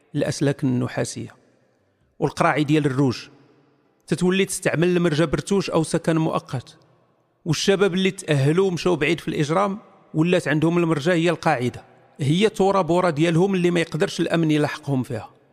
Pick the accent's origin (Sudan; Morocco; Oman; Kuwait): Morocco; انا مغربي